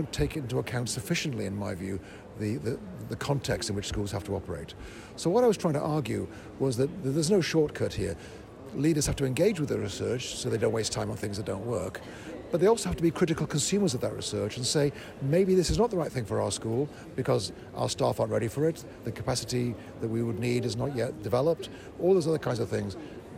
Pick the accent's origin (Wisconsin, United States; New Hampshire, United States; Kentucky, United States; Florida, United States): Florida, United States; my home state of Florida